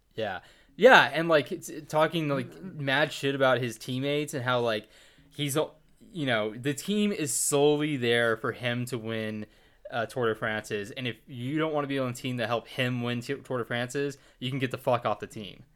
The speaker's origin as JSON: {"language": "English", "town": "Plano", "region": "Texas", "country": "United States", "tie": "born or raised there", "said": "We're from Plano"}